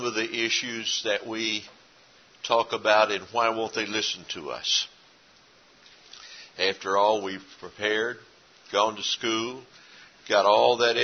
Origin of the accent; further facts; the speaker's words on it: East Texas, United States; moved away; Where I grew up in East Texas originally